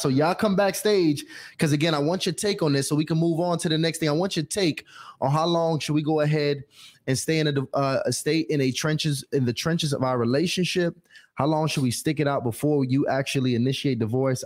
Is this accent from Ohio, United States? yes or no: no; New York City, New York, United States; I was born in Brooklyn